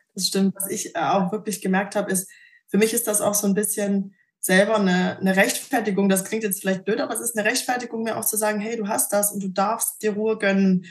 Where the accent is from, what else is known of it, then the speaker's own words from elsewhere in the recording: Thuringia, Germany; bin zurück in meinen Heimatort nach Thüringen gezogen